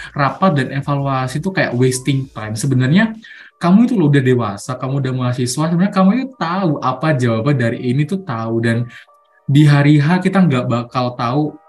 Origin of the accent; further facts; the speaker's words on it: Mojokerto, East Java, Indonesia; asalku nggak jauh-jauh dari Malang dari Malang sih dari Mojokerto